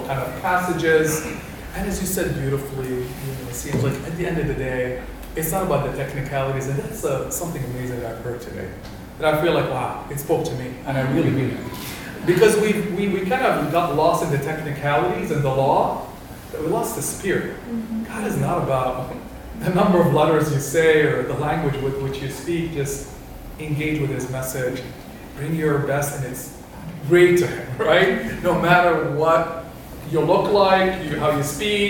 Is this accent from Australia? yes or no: no; Kuwait; moved away; I'm of Palestinian origin. I grew up in Kuwait